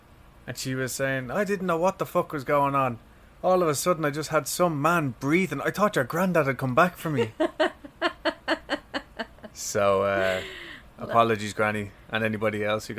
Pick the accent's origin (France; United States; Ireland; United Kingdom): Ireland; moved away; I'm actually not from America, even though I do have a strange accent. But so I'm from Ireland.